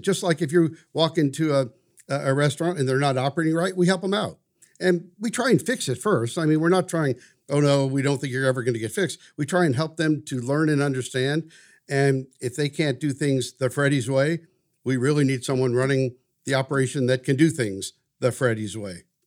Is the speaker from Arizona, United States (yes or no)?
no; St. Louis, Missouri, United States; also born or lived in Washington, D.C.; now in Wichita, United States; I grew up in St. Louis.